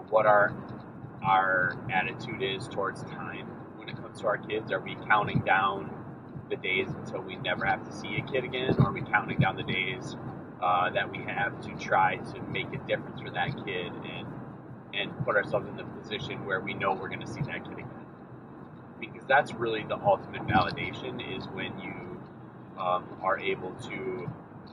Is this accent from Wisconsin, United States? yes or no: yes; Cumberland, Wisconsin, United States; moved away; my hometown, to Cumberland, Wisconsin